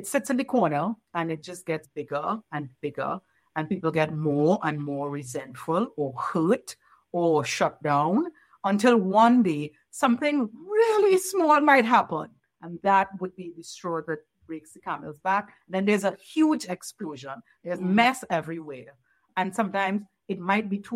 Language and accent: English; Trinidad & Tobago; moved away; working with the court system in my home country of Trinidad and Tobago